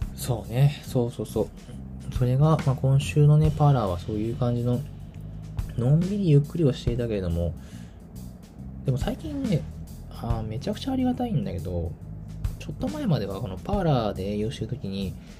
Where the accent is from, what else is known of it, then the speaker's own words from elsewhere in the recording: Tokyo, Japan; moved away as an adult; now in Kyoto, Japan; 私東京出身東京育ち